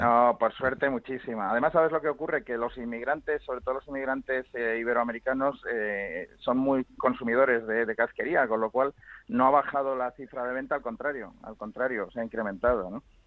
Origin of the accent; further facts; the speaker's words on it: Spain; somos los españoles que más, que más consumimos casquería